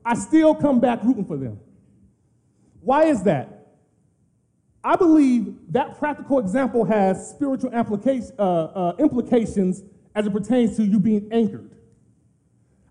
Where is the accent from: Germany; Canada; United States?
United States; Los Angeles, California; moved away as an adult; I'm originally from South Central LA, born and raised there.